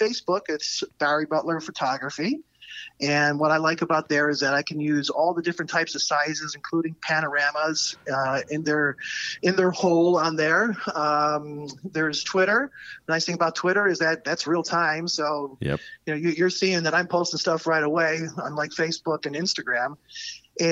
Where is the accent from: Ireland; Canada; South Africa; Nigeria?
Ireland; now in Chicago, United States; I'm originally from Ireland and I go back home twice a year.